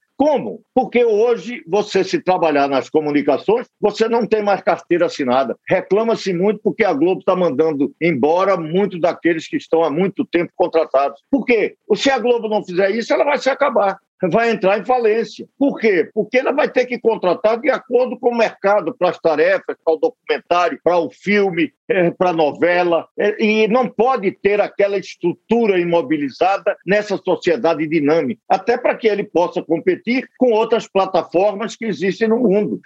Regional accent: Northeast Region, Brazil

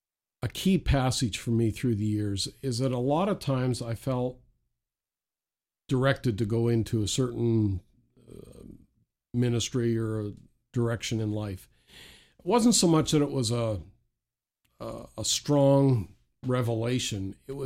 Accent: Saint John, New Brunswick, Canada; now in Chatham, Canada; I was from St. John, New Brunswick. And so Chatham, Ontario is about 1,000 or 1,200 miles from New Brunswick to Ontario.

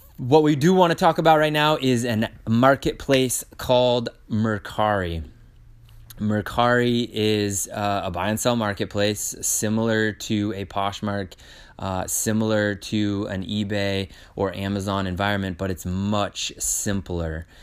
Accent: Maine, United States; we are from Maine, which is in the United States

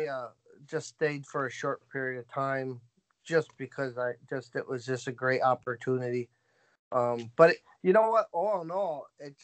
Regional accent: United States; I say I'm American and I'm proud of it

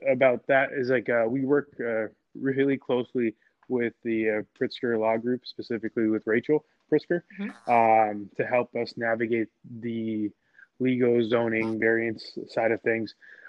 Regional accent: Toronto, Ontario, Canada; also born or lived in Montana; now in Philadelphia, United States; I am a Canadian. I'm from Toronto, Canada. I did school out there.

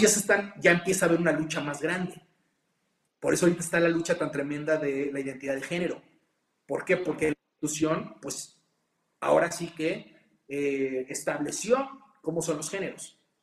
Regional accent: Mexico; como mexicano

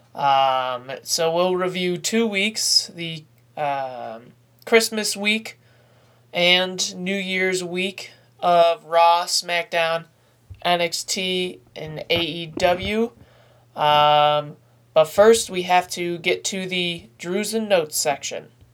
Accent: upstate New York, United States; being a New Yorker myself, uh, an upstate New Yorker

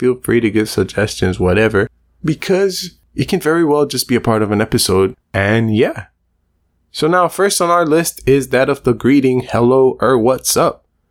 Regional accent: Belize; There's also a lot of Spanish speakers and Belize based on our geographic location

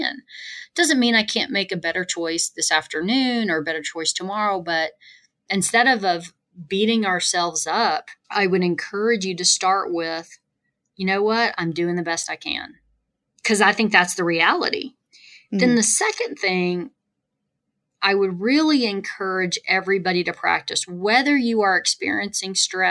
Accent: the South, United States; moved away; I'm originally from the South

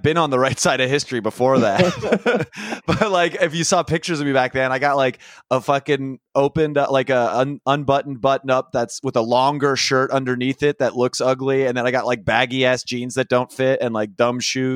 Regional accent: Sacramento, California, United States; I come from Sacramento and I had a vaguely conservative upbringing

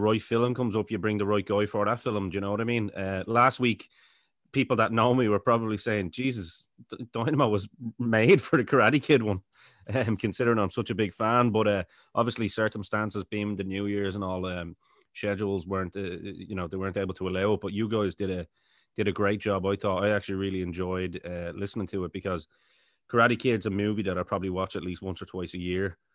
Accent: Ireland; I'm Irish as well

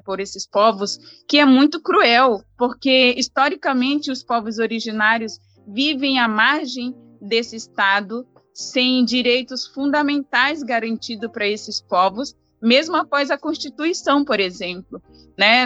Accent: Brazil; A gente se envergonha das nossas origens enquanto brasileiros

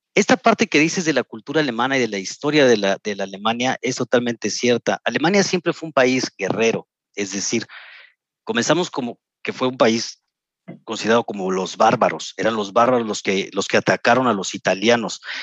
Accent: Mexico City, Mexico; moved away as an adult; also born or lived in Playa del Carmen; now in Germany; Yo nací en la Ciudad de México hace 44 años. Me crié durante 15 años en la colonia Iztapalapa

